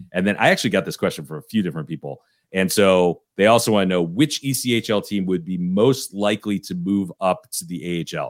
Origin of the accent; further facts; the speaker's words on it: Detroit, Michigan, United States; now in Fort Wayne, United States; growing up in Detroit